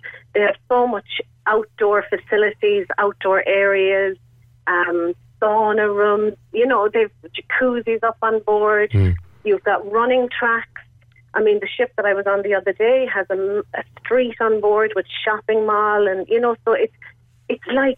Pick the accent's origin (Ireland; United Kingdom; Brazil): Ireland; Cobh, Munster; I'm from Cove